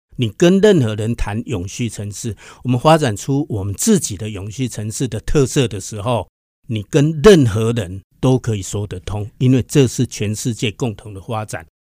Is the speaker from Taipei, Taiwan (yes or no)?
no; Hsinchu, Hsinchu City, Taiwan; 我们自己本身新竹在地的人